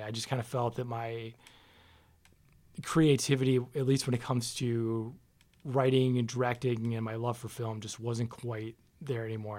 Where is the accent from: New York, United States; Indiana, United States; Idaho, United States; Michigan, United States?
Michigan, United States; Farmington Hills; moved away as an adult; now in Las Vegas, United States; So I grew up in Michigan, uh, a city called Farmington Hills, which is a suburb of Detroit, and lived there pretty much my whole life